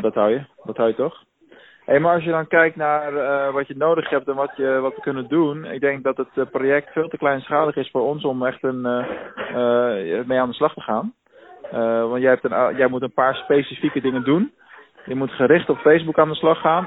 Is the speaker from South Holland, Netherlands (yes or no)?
yes; Rotterdam, South Holland, Netherlands; now in Venlo, Netherlands